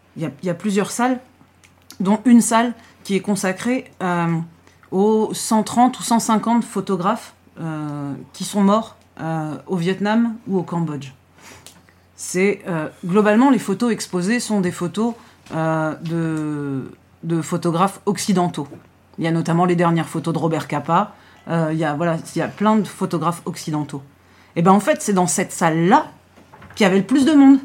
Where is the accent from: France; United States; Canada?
France; je dis de France